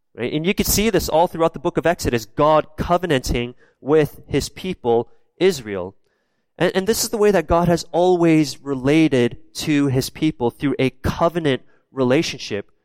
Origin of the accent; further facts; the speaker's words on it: Canada; I'm born and raised in Canada, but my background is South Korean